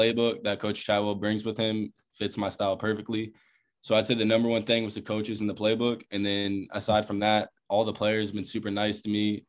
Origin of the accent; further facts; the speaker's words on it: Charleston, South Carolina, United States; moved away as an adult; I'm from Charleston, South Carolina. So, I've been playing in Charleston pretty much my whole life